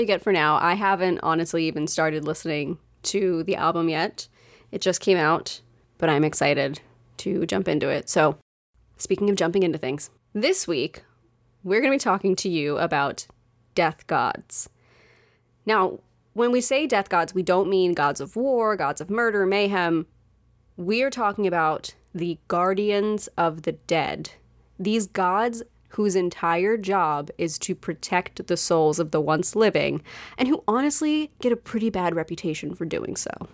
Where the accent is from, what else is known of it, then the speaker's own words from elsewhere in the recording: United States; as an American